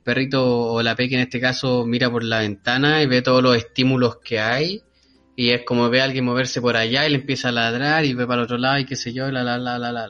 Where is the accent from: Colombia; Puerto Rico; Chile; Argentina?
Chile; Viña del Mar, Valparaíso; also born or lived in Quilpué, Chile; yo soy de Viña, ustedes saben, pues, un provinciano bueno de adentro